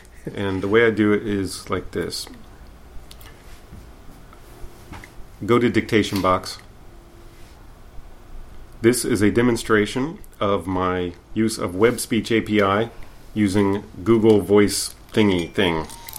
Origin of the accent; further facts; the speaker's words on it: Louisiana, United States; also born or lived in Tennessee / Texas; I am from Louisiana